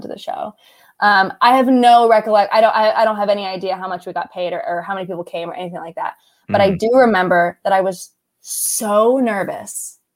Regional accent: Austin, Texas, United States; my hometown because I love 310. It's down on Second Street in Austin

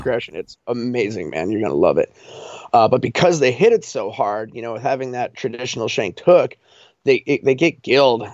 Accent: Colorado, United States; moved away as an adult; now in Alaska, United States; I'm from Colorado

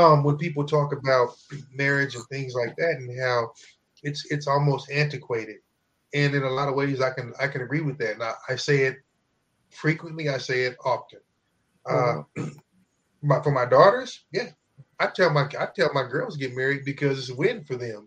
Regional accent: Midwest, United States; we're from the Midwest

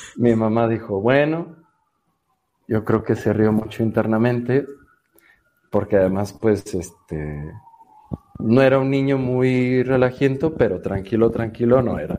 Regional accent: Mexico City, Mexico; nací en Ciudad de México en el 85

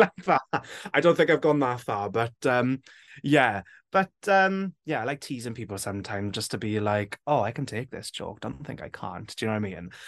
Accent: Wales, United Kingdom; when I was growing up, it was always just like a language we spoke in school

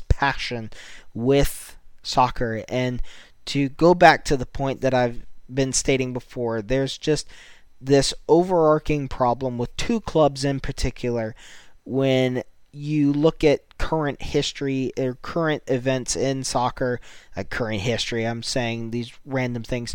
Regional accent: United States; as a American myself

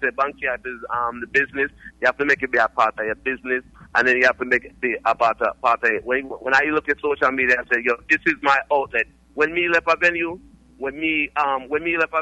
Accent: New Jersey, United States; I'm from Jersey, you know. That's what I represent anywhere I go

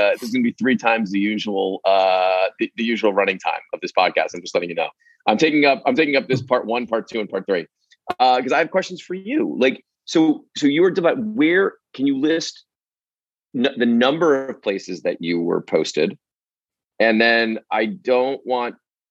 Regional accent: United States; moved away as an adult; also born or lived in Mongolia / Zimbabwe / Washington, D.C.; now in Paris, France; I'm from America

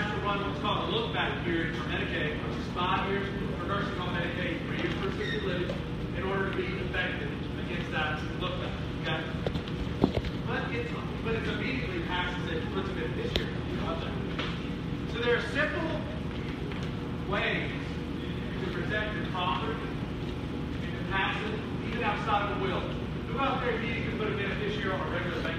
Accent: United States; moved away as an adult; also born or lived in San Diego; I'm originally from Union County

